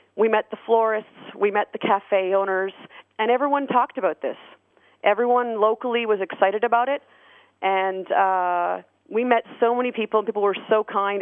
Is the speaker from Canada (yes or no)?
yes; Canada; we're from Canada